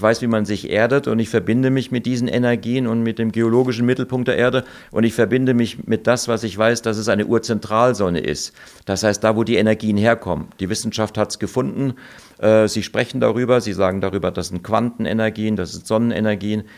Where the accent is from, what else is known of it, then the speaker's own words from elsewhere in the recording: Germany; moved away as an adult; also born or lived in Hong Kong; als Deutscher, ich war nicht als Italiener da, ich bin nur halb Italiener und habe auch keinen italienischen Pass